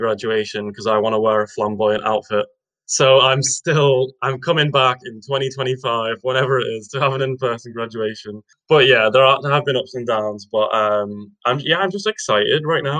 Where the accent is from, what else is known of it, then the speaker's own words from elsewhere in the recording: Widnes, North West England, United Kingdom; also born or lived in Edinburgh; I'm from Widnes, which is a sunny little town on the northwest of England.